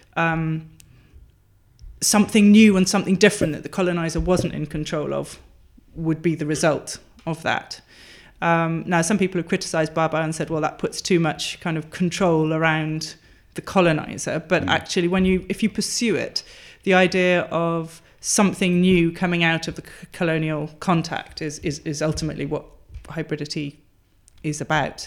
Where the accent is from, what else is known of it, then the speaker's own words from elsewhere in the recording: Wales, United Kingdom; also born or lived in Durham; growing up in a Welsh-speaking area um, as the child of immigrants who were well, one English and one Czech, so the child of a refugee as well.